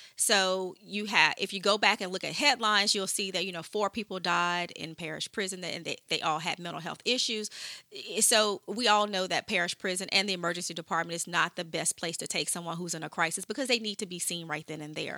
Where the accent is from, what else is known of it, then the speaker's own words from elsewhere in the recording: Shreveport, Louisiana, United States; moved away; I'm from Shreveport originally.